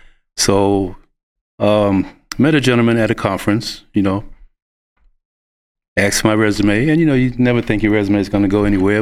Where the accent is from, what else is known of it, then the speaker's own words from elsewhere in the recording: New York City, New York, United States; moved away as an adult; now in Lubbock, United States; And I am not from Lubbock. I am originally from New York City. I've been here all of 1 year, exactly. Came here January 6th of last year.